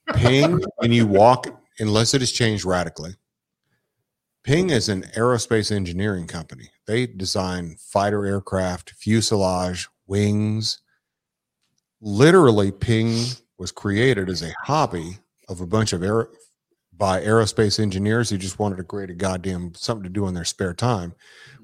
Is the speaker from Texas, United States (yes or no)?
yes; Dallas, Texas, United States; I'm from Dallas